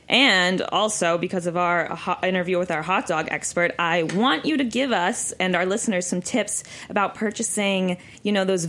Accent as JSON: {"language": "English", "town": "Pittsburgh", "region": "Pennsylvania", "country": "United States", "said": "I'm from Pittsburgh."}